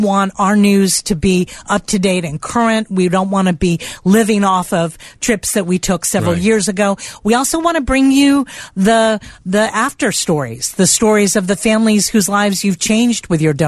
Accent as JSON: {"language": "English", "region": "South Florida", "country": "United States", "said": "I'm from South Florida."}